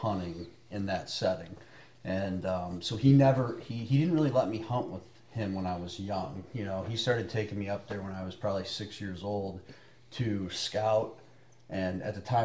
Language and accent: English; Michigan, United States; I grew up in Michigan